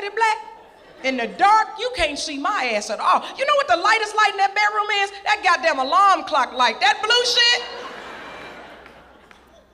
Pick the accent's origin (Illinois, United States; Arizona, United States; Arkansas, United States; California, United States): Arkansas, United States; Little Rock; I'm from Little Rock, Arkansas